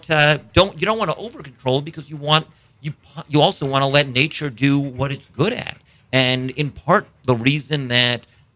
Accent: East Coast, United States; now in Cocodrie, United States; I grew up on the East Coast

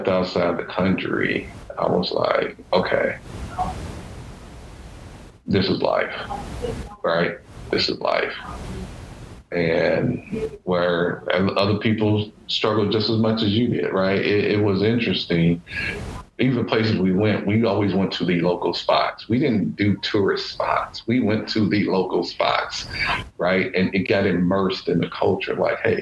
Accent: Louisville, Kentucky, United States; I grew up in Louisville, Kentucky

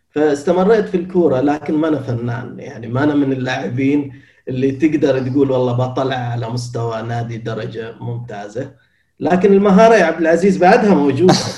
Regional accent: Qatif, Eastern Province, Saudi Arabia; moved away as an adult; أنا من أبناء المنطقة الشرقية ولدت في مدينة القطيف أنا من قطيفي شرقاوي

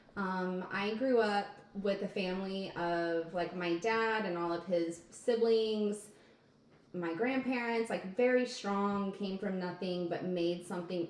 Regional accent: outside of Wichita, Kansas, United States; I grew up outside of Wichita, Kansas.

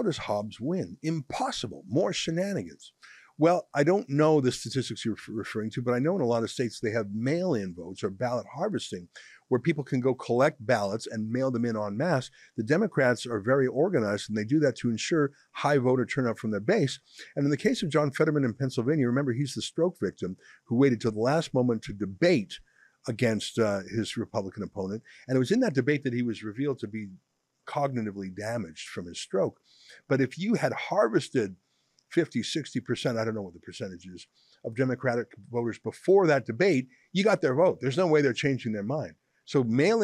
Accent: Canada; I'm very Canadian. I grew up here

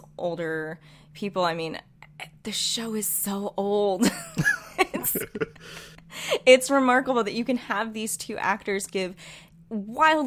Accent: United States; as an American

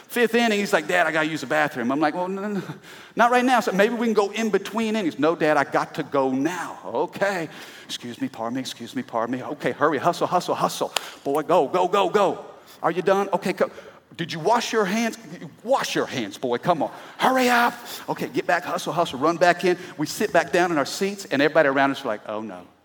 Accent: Midwest, United States; I'm from the Midwest

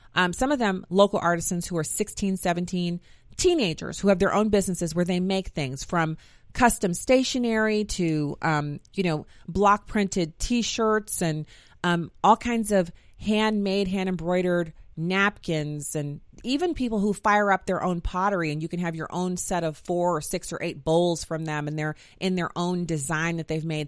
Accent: United States

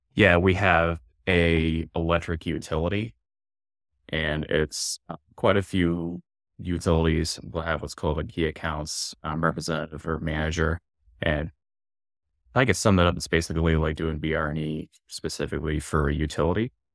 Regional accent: Columbus, Ohio, United States; moved away as an adult; now in Norwood, Massachusetts, United States; I growing up in Columbus, I'm a big Columbus crew and Columbus Blue Jackets fan

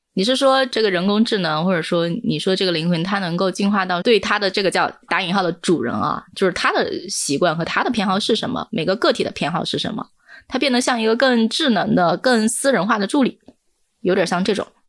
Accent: Hunan, China; 我是湖南人，我们家可以打麻将了

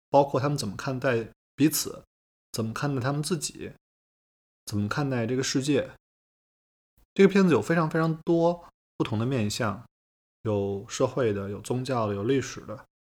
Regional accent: China; 我们中国人

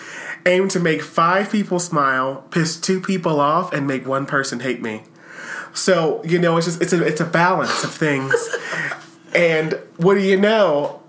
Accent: Harrisburg, Pennsylvania, United States; I grew up in Harrisburg, Pennsylvania.

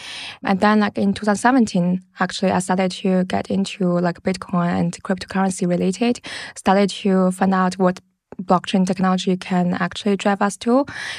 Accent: China; English is a second language; also born or lived in London, United Kingdom; now in Berlin, Germany; And actually I grew up like in China. I studied and worked in London. And then like in 2015, I moved to Berlin.

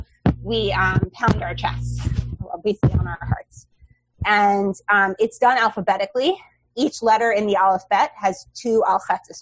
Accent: New York City, New York, United States; I grew up on the Upper West Side, I've not strayed far

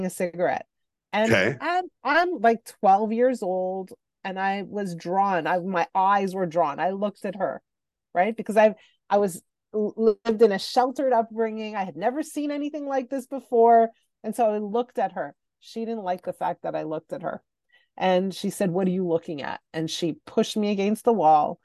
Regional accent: Montreal, Quebec, Canada; I grew up in Montreal, and in Montreal, high school starts in grade 7.

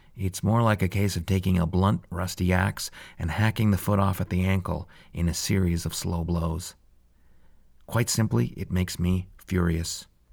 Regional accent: Calgary, Alberta, Canada; born or raised there

